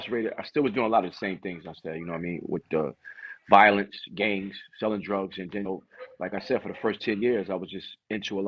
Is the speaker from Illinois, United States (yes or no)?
no; New Haven, Connecticut, United States; I'm from New Haven, Connecticut, born and raised